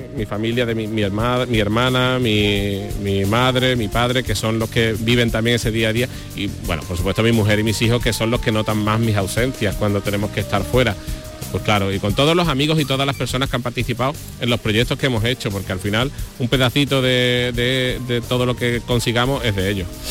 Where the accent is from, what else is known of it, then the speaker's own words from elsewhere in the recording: Huelva, Andalusia, Spain; mi tierra, en Huelva